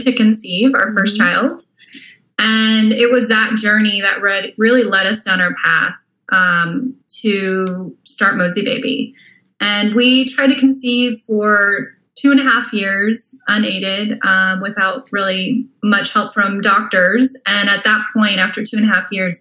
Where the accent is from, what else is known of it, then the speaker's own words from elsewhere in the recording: Tempe, Arizona, United States; now in Austin, United States; I'm originally from Arizona. So okay. If you know where Tempe, Arizona is, I grew up there